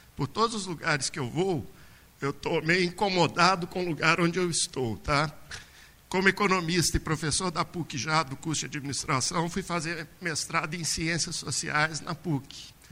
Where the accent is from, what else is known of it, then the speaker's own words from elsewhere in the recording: Brumadinho, Minas Gerais, Brazil; now in Belo Horizonte, Brazil; Eu nasci em BH há 50 anos atrás, porque não tinha hospital em Brumadinho, para um parto mais delicado. Fiquei aqui até os três meses de idade e depois voltei para, Belo, para Brumadinho. E fui, vivi lá até os 15 anos.